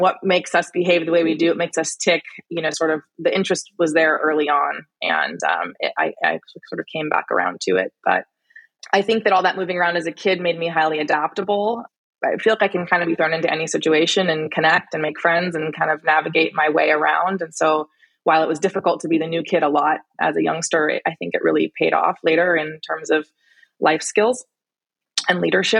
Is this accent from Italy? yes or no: yes; Italy; born there; also born or lived in Texas, United States / Michigan, United States / Alaska, United States; I was born in Italy. I lived a lot of places. Before turning 18, I lived in Italy, Texas, Michigan, and Alaska, mostly because of my parents' work.